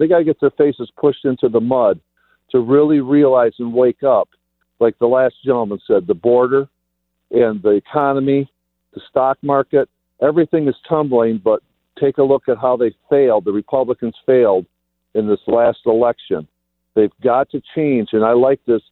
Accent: Michigan, United States; moved away as an adult; now in Tennessee, United States; my hometown for 45 years, but I got out of there because I couldn't stand the politics of what's happening in Michigan.

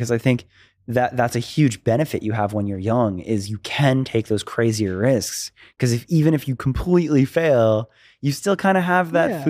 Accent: Florida, United States; now in Los Angeles, United States; I talk about Los Angeles so much because I moved here from Florida.

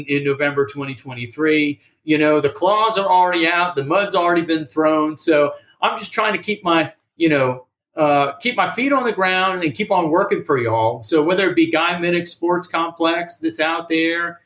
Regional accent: Kenner, Louisiana, United States; now in Savannah, United States; when I was growing up in Kenner, Louisiana

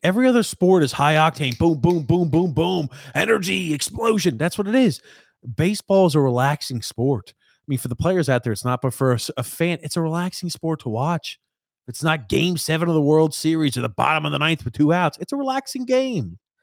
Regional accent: United States; I'm from the States.

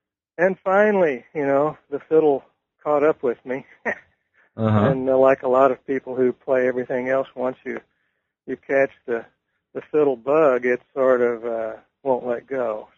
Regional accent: Missouri, United States; And I am from Missouri, so I came back to the University of Missouri in the early 80s. And so I'm kind of back in my home territory

